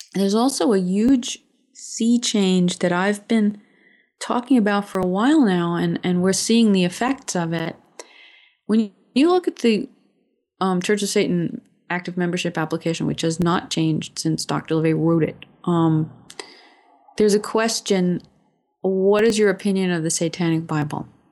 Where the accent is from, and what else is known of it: United States